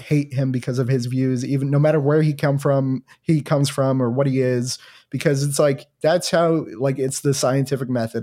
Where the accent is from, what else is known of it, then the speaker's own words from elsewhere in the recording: New Jersey, United States; I'm from New Jersey